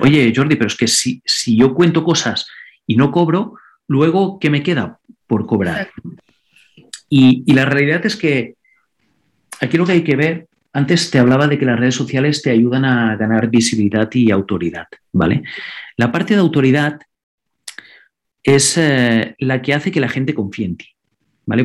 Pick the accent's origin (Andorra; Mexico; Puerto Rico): Andorra; first language Catalan; Spanish is a second language; yo, por ejemplo, vivo en Andorra, soy de Andorra, y mi idioma nativo es el catalán